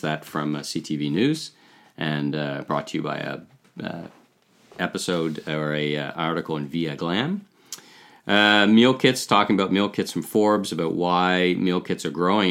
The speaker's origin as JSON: {"language": "English", "town": "Ottawa", "region": "Ontario", "country": "Canada", "tie": "born or raised there", "said": "I grew up in Ottawa"}